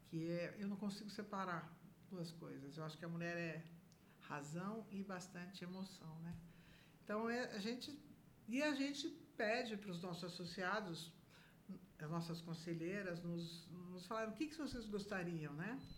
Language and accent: Portuguese; São Paulo, Brazil; Eu vim de São Paulo nunca tinha trabalhado na minha vida